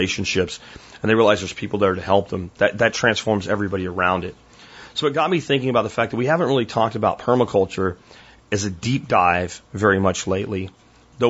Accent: United States; I'm an American

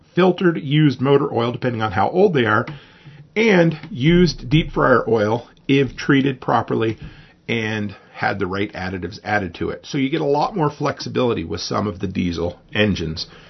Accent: Nova Scotia, Canada; where I grew up in Nova Scotia on the East Coast

